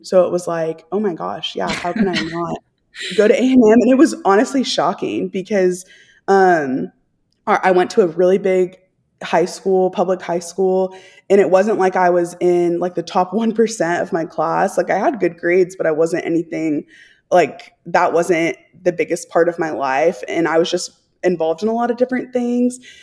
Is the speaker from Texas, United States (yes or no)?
yes; Texas, United States; I'm from Texas